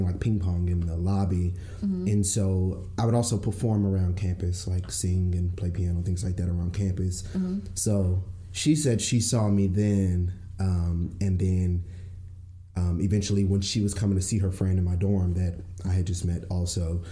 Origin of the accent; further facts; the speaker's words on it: Fort Worth, Texas, United States; I'm from Fort Worth